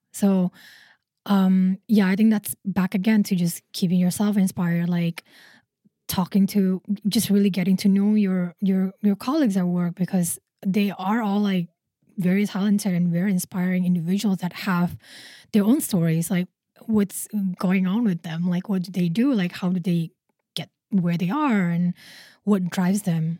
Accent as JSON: {"language": "English", "country": "Indonesia", "moved": "yes", "lives_now": "Singapore", "said": "I'm originally from Indonesia"}